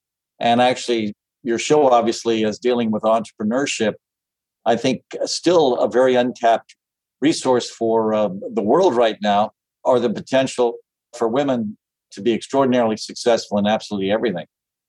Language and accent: English; Mumbai, Maharashtra, India; also born or lived in Calcutta, India / Nairobi, Kenya / Addis Ababa, Ethiopia; I was born in Bombay, India, lived in Bombay and Calcutta, and then in Nairobi, Kenya, and then in Addis Ababa, Ethiopia.